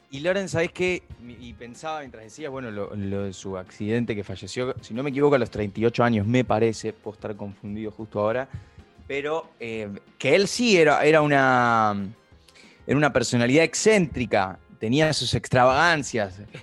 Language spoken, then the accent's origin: Spanish; Argentina; como argentinos